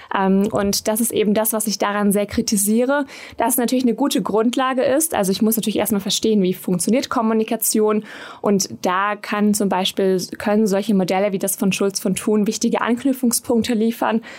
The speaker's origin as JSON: {"language": "German", "area": "Swabian Jura", "region": "Baden-Württemberg", "country": "Germany", "also_born_or_lived": "Bonn", "moved": "as an adult", "said": "Ich komme ursprünglich ja aus Baden-Württemberg von der Schwäbischen Alb"}